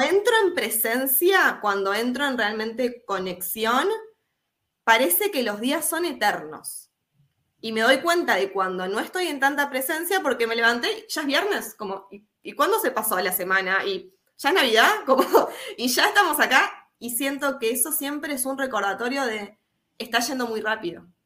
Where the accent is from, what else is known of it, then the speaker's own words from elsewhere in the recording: Uruguay; soy uruguaya, Hoy me encuentro en Uruguay.